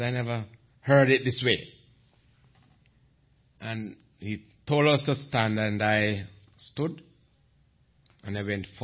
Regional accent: Jamaica; I'm from Jamaica, the land where Usain Bolt come from.

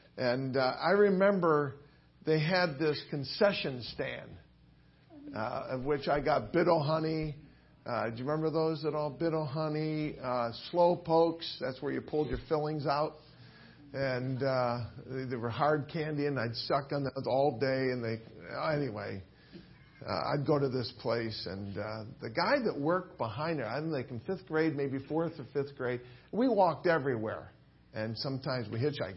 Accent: Willoughby, Ohio, United States; moved away; I grew up in Willoughby, Ohio, and uh, that's pretty far from here.

